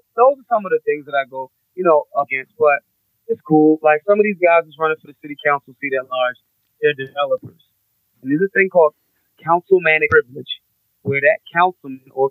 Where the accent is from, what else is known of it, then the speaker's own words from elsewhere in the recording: Philadelphia, Pennsylvania, United States; I'm a Philadelphian